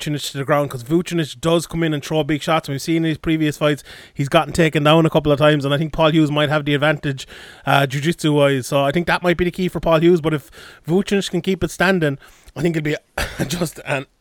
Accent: Ireland; I'm biased Irish

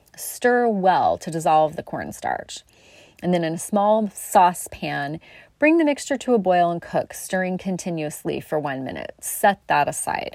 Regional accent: South Coast, Oregon, United States; growing up on the South Coast

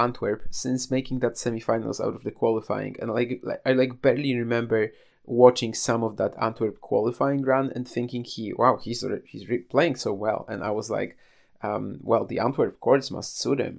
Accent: Poland; I was already back home in, trying to get back to my hometown, I guess, but I was already in Poland

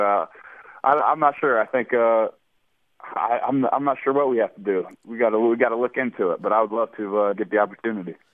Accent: Indianapolis, Indiana, United States; I'm just lucky to be back in my hometown. I'm from Indianapolis originally

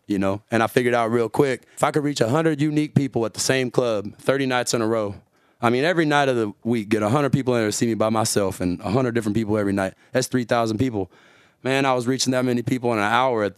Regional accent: San Benito, Texas, United States; moved away; also born or lived in Dallas, Texas / New Orleans, Louisiana; I'm from South Texas. I was born down in the valley in a town called San Benito. We lived up in Dallas for a time when I was younger, and then I started living in New Orleans with my uncle.

